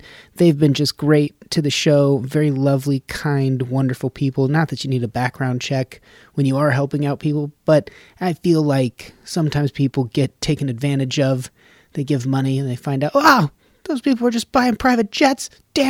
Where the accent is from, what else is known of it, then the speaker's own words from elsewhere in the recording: Nevada, United States; And I'm from Nevada.